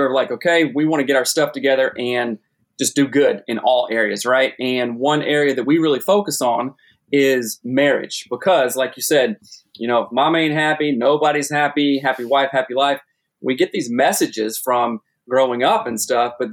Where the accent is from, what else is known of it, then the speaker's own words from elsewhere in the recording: South Carolina, United States; moved away as an adult; also born or lived in Seattle; I'm from South Carolina originally, moved to Seattle when I was, I don't know, early 20s